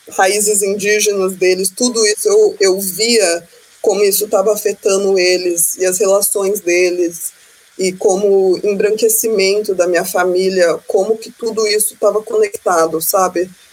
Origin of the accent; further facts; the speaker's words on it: United States; Portuguese is a second language; crescendo fora do Brasil, minha família é super evangélica, é, bem religiosos. Eu crescendo aqui nos Estados Unidos